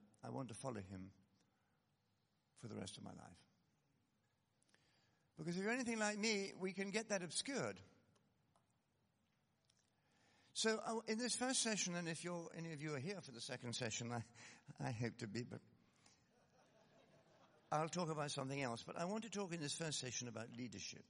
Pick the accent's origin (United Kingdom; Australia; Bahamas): United Kingdom; Scotland; I come from Scotland